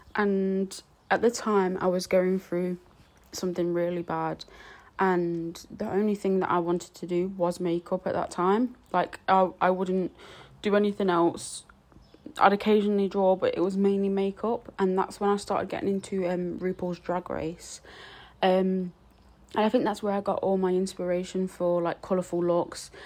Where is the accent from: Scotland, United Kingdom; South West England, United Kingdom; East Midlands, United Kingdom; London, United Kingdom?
East Midlands, United Kingdom; Nottingham; I'm from Nottingham